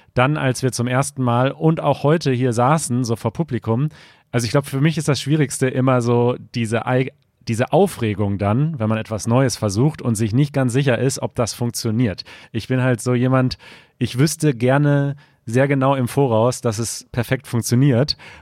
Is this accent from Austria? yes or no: no; China; German is a second language; moved away as an adult; now in Germany; ich komme aus China und ich bin seit einem Jahr in Deutschland.